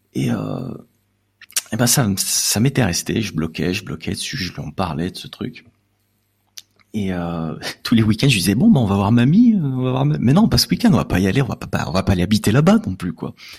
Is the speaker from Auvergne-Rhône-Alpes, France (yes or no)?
yes; Lyon, Auvergne-Rhône-Alpes, France; je suis originaire de Lyon